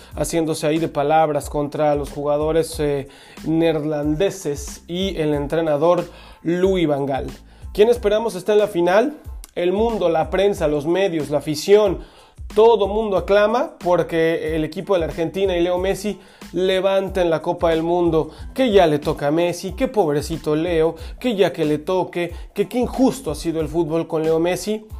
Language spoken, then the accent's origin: Spanish; Mexico; a las personas que somos mexicanos